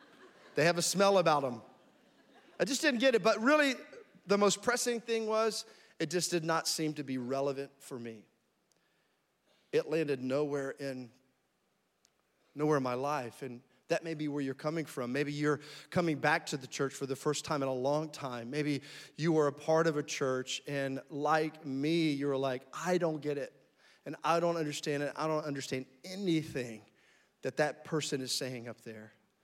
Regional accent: Frankfurt, Hesse, Germany; born there; moved away; also born or lived in Florida / Alabama / North Carolina / Tennessee; I was born in Frankfurt, Germany, moved to Florida, lived in Alabama and North Carolina, Tennessee.

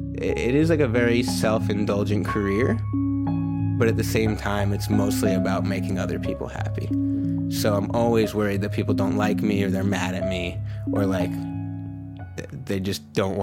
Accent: New York, United States; I'm from New York

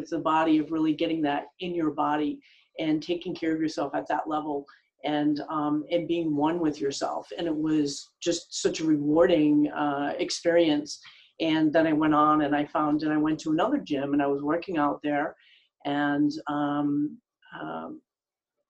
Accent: Rhode Island, United States; moved away as an adult; now in Los Angeles, United States; I actually started in back east, growing up in Rhode Island.

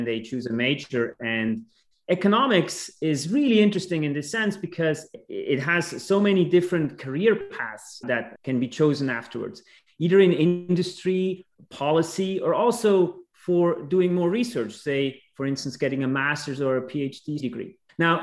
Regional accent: Switzerland; also born or lived in Montreal, Canada / Washington, United States; now in United States; originally, I'm from Switzerland, but it's been a while that I've been in the US.

